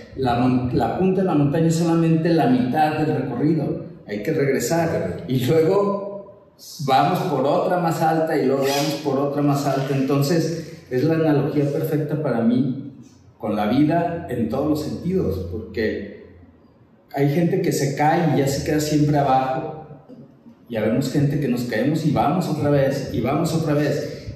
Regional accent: Guadalajara, Jalisco, Mexico; nací en Guadalajara, vengo de una familia tradicional de Guadalajara

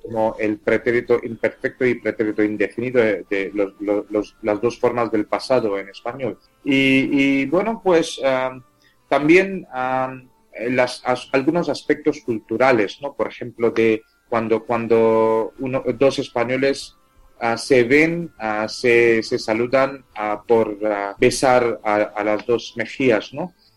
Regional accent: India; first language Tamil; Spanish is a second language; mi lengua materna es tamil. Tamil es una lengua de eh, una de las, 22 ah, lenguas ah, oficiales de la India

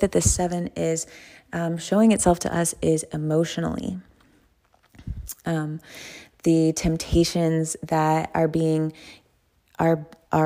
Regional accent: the South, United States; I'm from the South

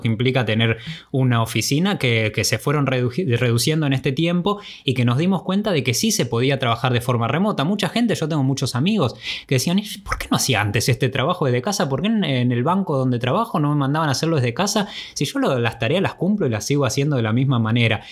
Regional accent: Argentina; moved away as an adult; Esos primeros años desde que nos fuimos de Argentina el primero de enero del 2009

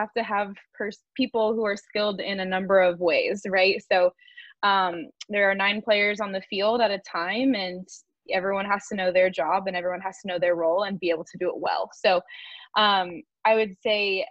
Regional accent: California, United States; I'm from California, so the beach was a huge part of our life

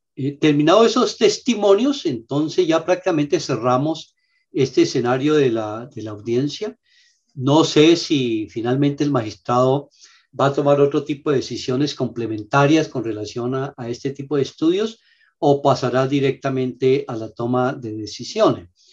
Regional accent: Huila, Colombia; solo somos los huilenses

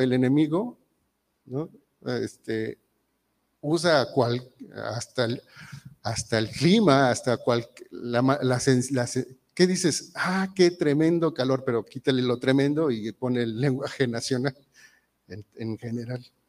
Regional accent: Mexico; muchos mexicanos somos muy mal hablados

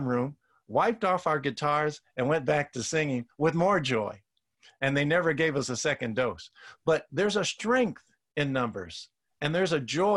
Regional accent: Oakland, California, United States; growing up in Oakland

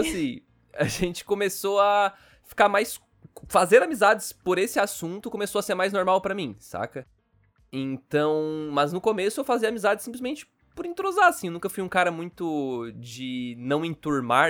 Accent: Criciúma, Santa Catarina, Brazil; accent: gaúcho, meio sulista; eu sou de Santa Catarina, eu sou de Criciúma, na verdade

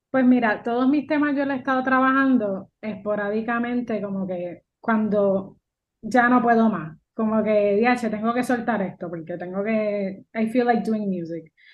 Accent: Puerto Rico; yo soy una boricua que mezcla lo mío con el jazz

